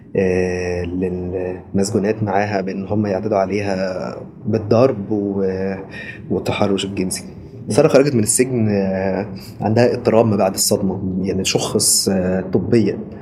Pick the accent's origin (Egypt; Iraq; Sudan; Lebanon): Egypt; moved away as an adult; انا محامي مصري آه، احب اقول ان انا محامي مصري سابقا يعني لان من بعد خروجي من مصر